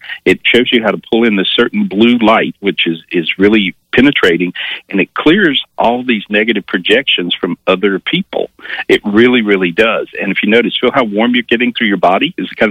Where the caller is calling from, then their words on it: North Carolina, United States; Today, still North Carolina.